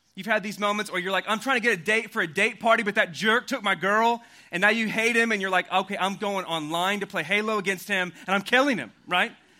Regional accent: Oklahoma, United States; also born or lived in Louisville, Kentucky; now in Austin, United States; I grew up in Oklahoma and I moved to Austin, Texas about three and a half years ago from Louisville, Kentucky

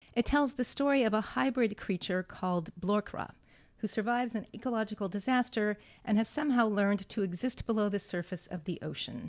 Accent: Santa Fe, New Mexico, United States; I grew up in Santa Fe, New Mexico

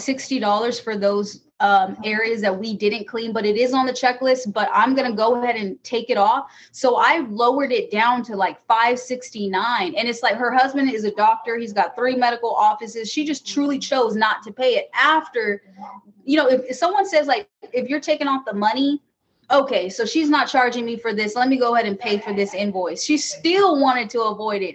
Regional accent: California, United States; moved away as an adult; now in Michigan, United States; I am from California. I moved to Michigan about four years ago

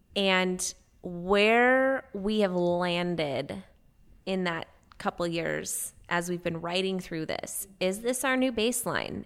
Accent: West Coast, United States; moved away; I'm from the West Coast.

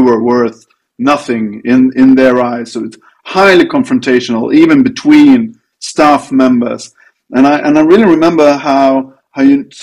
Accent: Sweden; from North Europe, Sweden.

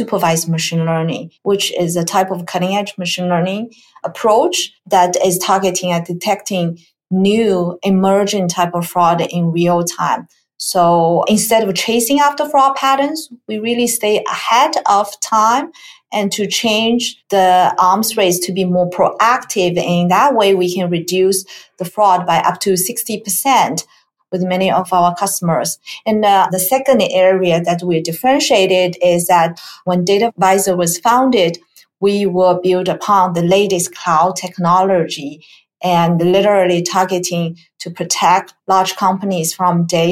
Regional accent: China; moved away as an adult; also born or lived in Pittsburgh, Pennsylvania / Silicon Valley, California; now in United States; So I grew up in China, and my educational background is in technology

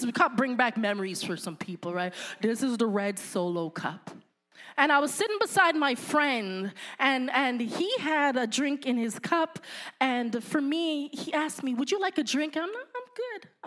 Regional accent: Canada; I'm Canadian

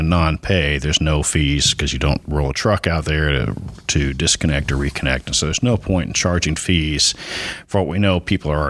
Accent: Muskogee, Oklahoma, United States; moved away as an adult; Oklahoma is my home state. I was actually born in Muskogee many years ago.

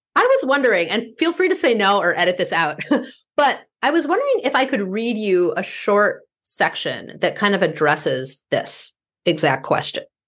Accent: Midwest, United States; also born or lived in East Coast / West Coast; now in Minneapolis, United States; my being a Midwesterner has shaped who I am

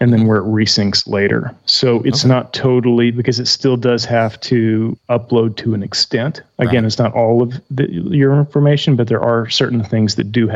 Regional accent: Southern Illinois, United States; we're from Southern Illinois

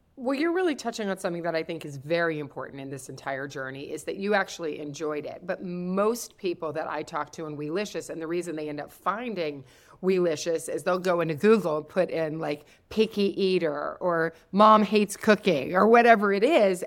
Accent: Kentucky, United States; also born or lived in the Midwest; I'm from Kentucky.

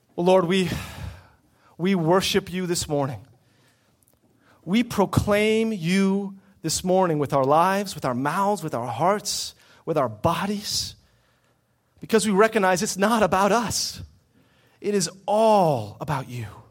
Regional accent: United States; our lives as American Christians

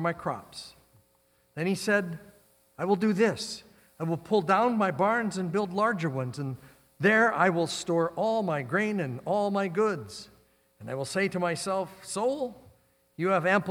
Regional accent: Midwest, United States; moved away; also born or lived in North Dakota / Nebraska; I grew up in the Midwest.

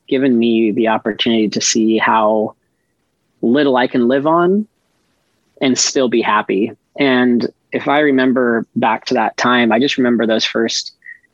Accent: Iowa, United States; moved away as an adult; also born or lived in Bombay, India / North Carolina / Madrid, Spain; we lived in Iowa at the time, and that's actually where I did grow up and finish high school.

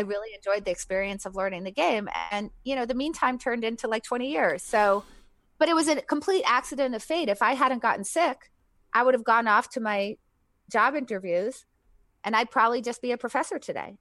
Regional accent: New Hampshire, United States; New Hampshire, like deep New England.

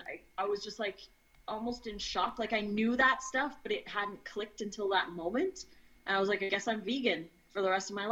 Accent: Edmonton, Alberta, Canada; moved away as an adult; now in Oregon, United States; I was born in Edmonton, Alberta, Canada, and I lived there for 39 years of my life in the area

